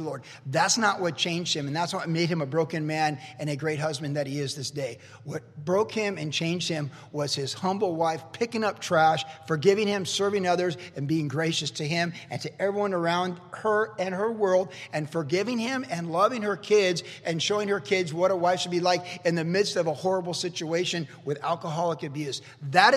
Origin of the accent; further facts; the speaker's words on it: the South, United States; I grew up in the South